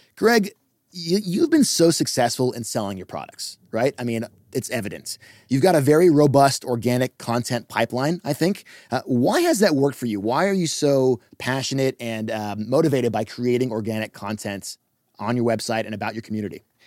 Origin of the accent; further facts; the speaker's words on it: Los Angeles, California, United States; I'm from Los Angeles